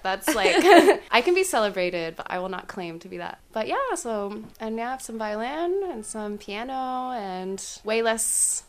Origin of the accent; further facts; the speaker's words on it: Washington, District of Columbia, United States; moved away as an adult; also born or lived in Bloomington, Indiana / Cincinnati, Ohio; now in Barcelona, Spain; I'm originally from Washington, D.C., and I went to university at Indiana University in Bloomington, Indiana.